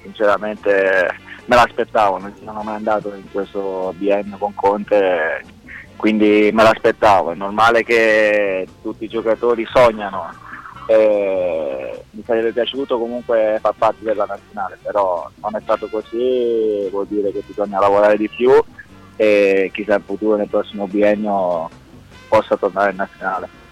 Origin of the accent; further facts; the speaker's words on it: Italy; moved away; l'Italia è il mio paese